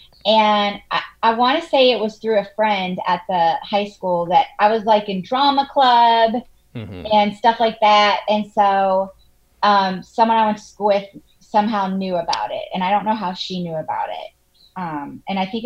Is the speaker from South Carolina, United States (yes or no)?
yes; Charleston, South Carolina, United States; moved away; I grew up in Charleston, South Carolina